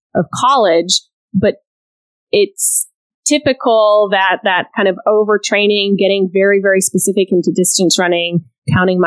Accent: Austin, Texas, United States; also born or lived in Scotland / Geneva, Switzerland; now in Houston, United States; moved to Austin, Texas when I was in the third grade

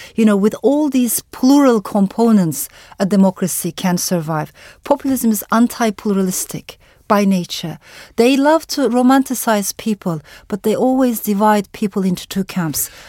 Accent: Turkey; also born or lived in Strasbourg, France; I come from Turkey

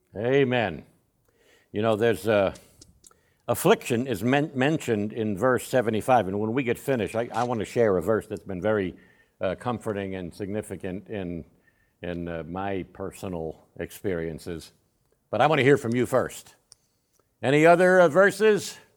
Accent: Northeast, United States; also born or lived in Uvalde, Texas; now in San Antonio, United States; I grew up in the Northeast, which, uh, was, was a completely different, uh, way of life.

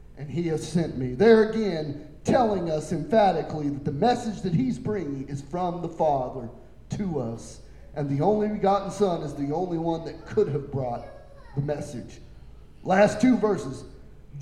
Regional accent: Coffeyville, Kansas, United States; I'm from Coffeyville

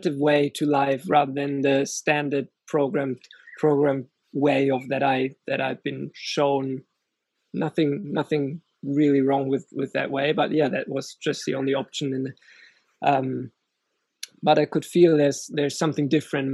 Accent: Germany; moved away as an adult; I grew up in Germany and grew up with music

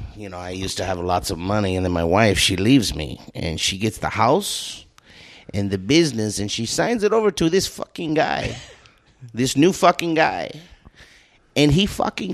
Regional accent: Bakersfield, California, United States; moved away; godless, from Bakersfield.

